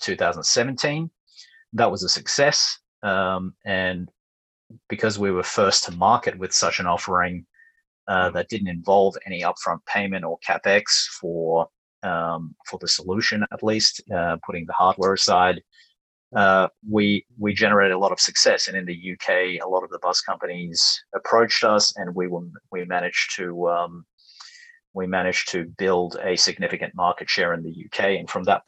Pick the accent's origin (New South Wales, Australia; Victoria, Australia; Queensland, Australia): Victoria, Australia; Melbourne; moved away as an adult; also born or lived in New York / London; moved back to my hometown in Melbourne after a number of years overseas